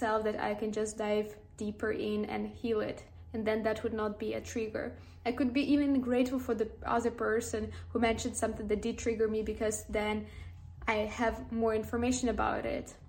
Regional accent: Ukraine; I am from Ukraine

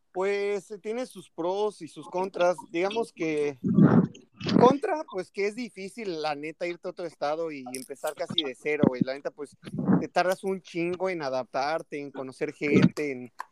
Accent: State of Mexico, Mexico; moved away as an adult; also born or lived in Toluca; now in Playa del Carmen, Mexico; yo soy de la, del Estado de México

